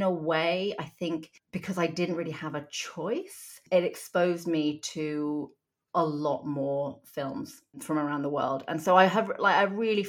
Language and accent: English; Hong Kong; also born or lived in South Korea; now in United Kingdom; I was born in Hong Kong and I lived there and Korea for most of my childhood